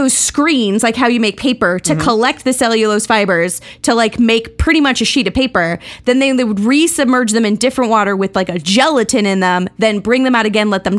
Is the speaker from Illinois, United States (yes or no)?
no; Salt Lake City, Utah, United States; accent: Utah; moved away; this is my Utah accent